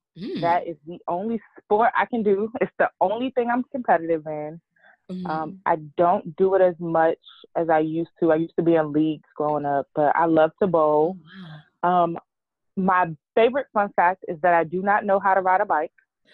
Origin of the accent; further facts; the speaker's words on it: Maryland, United States; also born or lived in Houston, Texas; I'm originally from Maryland, born and raised.